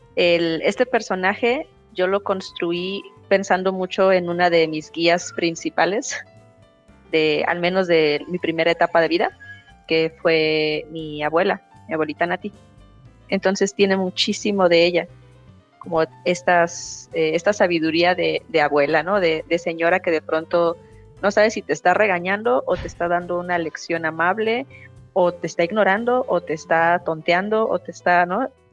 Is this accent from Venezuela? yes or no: no; Mexico; also born or lived in Argentina; nosotros como mexicanos y mexicanas